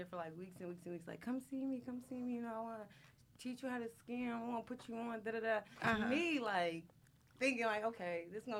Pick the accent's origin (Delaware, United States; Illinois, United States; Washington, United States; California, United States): Delaware, United States; also born or lived in Frankfurt; now in Philadelphia, United States; Everybody know me as … I'm from Delaware. I don't reside there no more, but I live in Philly, I live in Frankfurt.